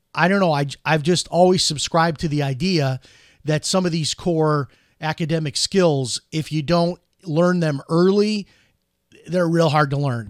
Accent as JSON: {"language": "English", "town": "Chicago", "region": "Illinois", "country": "United States", "tie": "born or raised there", "moved": "yes", "lives_now": "Orlando, United States", "said": "growing up in Chicago"}